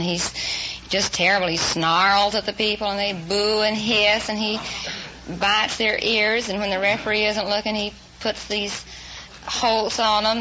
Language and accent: English; Houston, Texas, United States; Houston, Texas